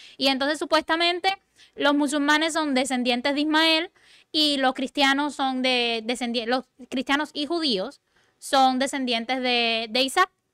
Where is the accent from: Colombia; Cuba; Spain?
Cuba; moved away; A mí a veces me dicen, tú no pareces cubana